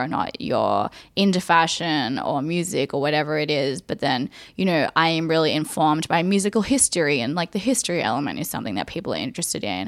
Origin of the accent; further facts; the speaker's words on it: Sydney, New South Wales, Australia; me growing up in Australia